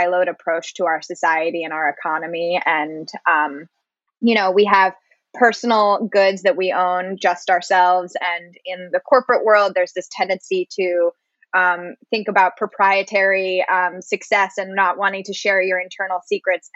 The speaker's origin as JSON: {"language": "English", "region": "Maine", "country": "United States", "tie": "born or raised there", "said": "my home state, Maine"}